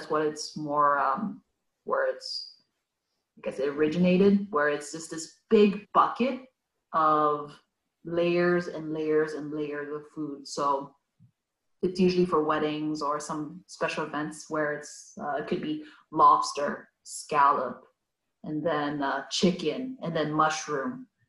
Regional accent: Hong Kong; born there; Even for myself, even though I was born in Hong Kong, but if I was to go back, it's just the cousins will just take me everywhere, bring me to all the places.

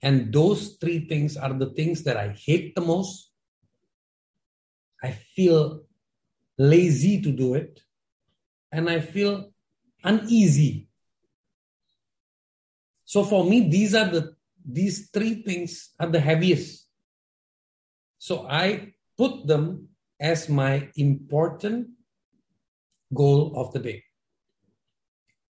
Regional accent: India; now in Jakarta, Indonesia; I'm an Indian based in Indonesia, Jakarta, but I have a broken Hindi

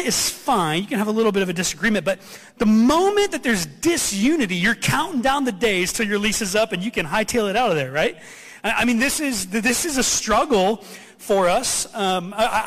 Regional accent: Ohio, United States; I grew up in Ohio

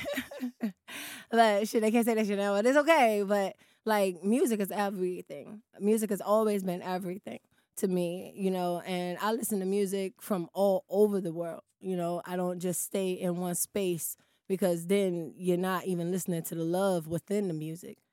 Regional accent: Washington, District of Columbia, United States; me growing up in Southeast, my younger part of my years

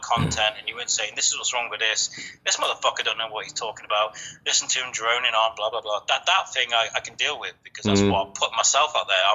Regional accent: Shrewsbury, West Midlands, United Kingdom; my hometown, Shrewsbury.

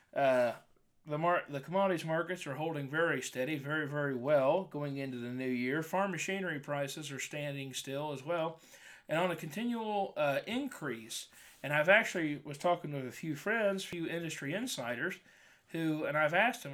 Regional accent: Wilkinson, Indiana, United States; my dad went to the elementary school in Wilkinson, Indiana.

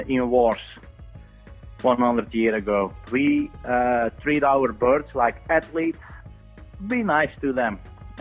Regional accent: Ittigem, province of Antwerp, Flanders, Belgium; I'm from Ittigem, that's in the province of Antwerp in Belgium.

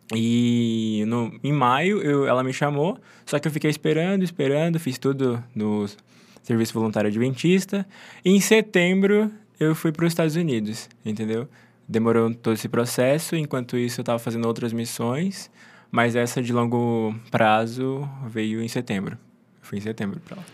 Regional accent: Mato Grosso do Sul, Brazil; moved away as an adult; also born or lived in Engenheiro Coelho; Eu sou do Mato Grosso do Sul

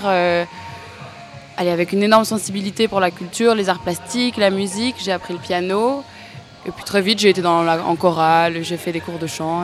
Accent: Namur, Wallonia, Belgium; moved away as an adult; now in Brussels, Belgium; je suis belge, j'habite à Bruxelles depuis 5-6 euh, ans, je crois, mais de base, je viens de Namur

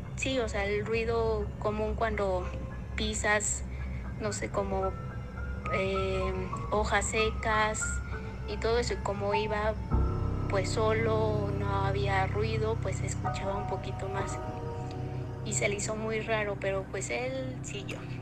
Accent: Metepec, State of Mexico, Mexico; Nosotros somos del Estado de México, de Metepec

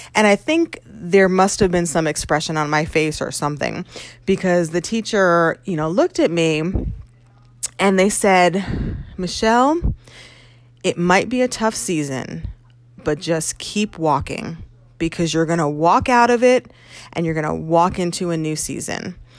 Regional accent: Connecticut, United States; moved away as an adult; also born or lived in New York; it was back in Connecticut where I was uh, from.

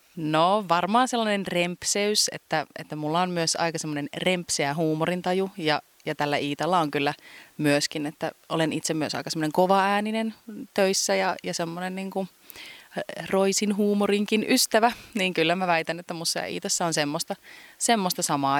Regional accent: Kuopio, North Savo, Finland; mä oon syntynyt siis Kuopiossa ja mä oon niin kuin lapsuuteni viettänyt tässä Valkeisen lammen

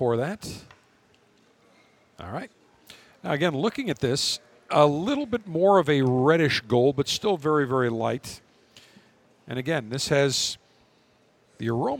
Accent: Buffalo, New York, United States; now in Florida, United States; Growing up in Buffalo, we never had bottled water, ever

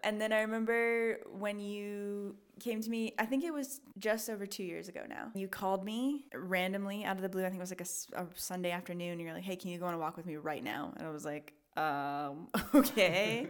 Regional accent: Portland, United States; I grew up in Portland

